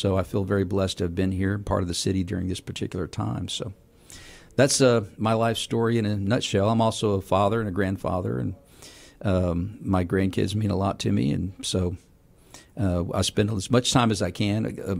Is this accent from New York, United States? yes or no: no; Texas, United States; I'm from Texas